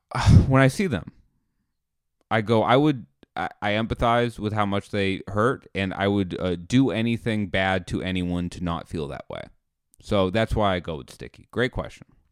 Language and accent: English; United States; I'm an American.